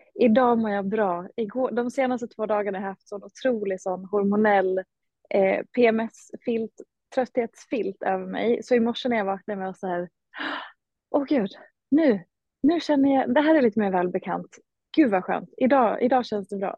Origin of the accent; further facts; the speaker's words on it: Hedemora, Dalarna County, Sweden; moved away; Jag hade trott att jag skulle stanna hemma i Hedemora